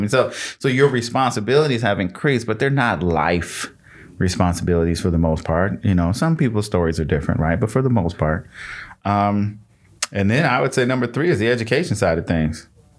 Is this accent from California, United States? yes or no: no; Michigan, United States; So I'm from Michigan. I was born in Michigan. And so I have people in Michigan still.